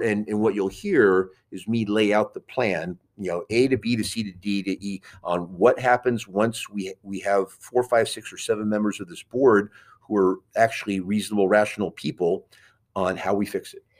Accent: New York City, New York, United States; moved away; I was born in Queens

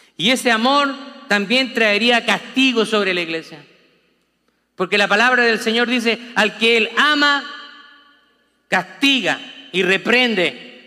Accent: Chile; como decimos los chilenos

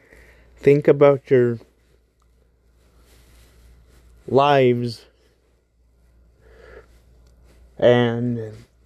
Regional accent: United States; I'm only American

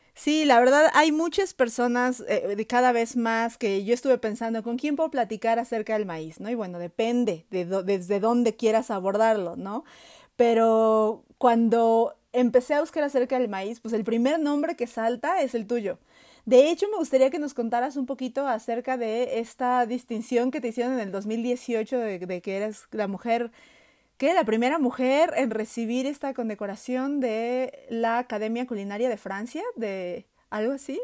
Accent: Mexico; nosotros como mexicanos sabemos que estamos atados al maíz

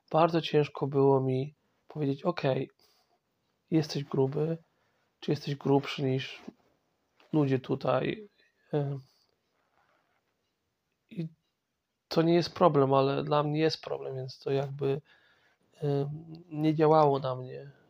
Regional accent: Masovian Voivodeship, Poland; born there; E, ja pochodzę z, znaczy urodziłem się w, w dużym mieście na Mazowszu, ale moja rodzina pochodzi z wiosek, wsi

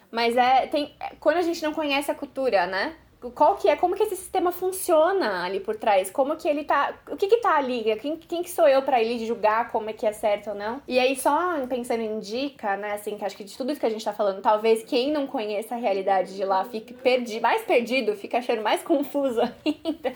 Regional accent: Brazil; Eu sou brasileira

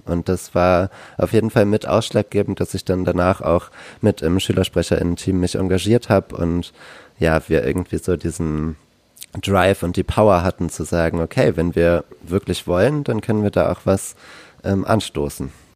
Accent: Kiel, Schleswig-Holstein, Germany; now in Berlin, Germany; ich komme ursprünglich aus Kiel

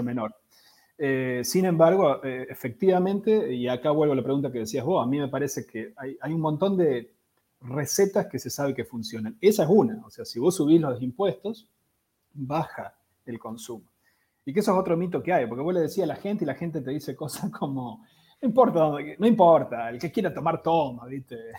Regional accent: Argentina

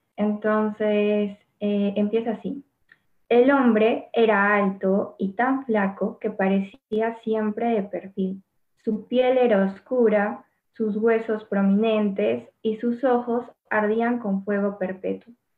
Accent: Arequipa, Peru; yo también soy Arequipa

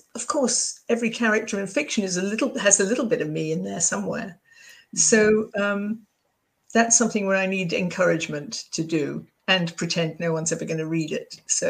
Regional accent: United Kingdom; accent: old school Brits; moved away as an adult; now in United States; I'm British.

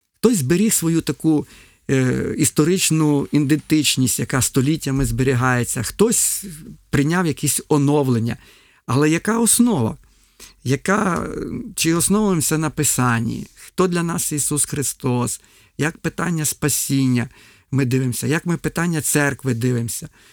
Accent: Ukraine

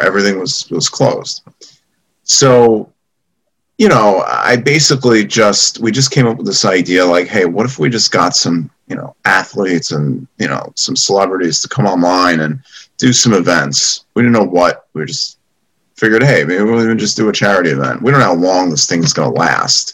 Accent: Great Neck, New York, United States; moved away as an adult; now in New York City, United States; I grew up in uh, Roslyn and uh, Great Neck area

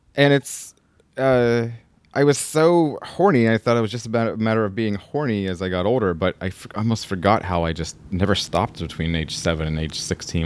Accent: the South, United States; now in California, United States; I'm from the South

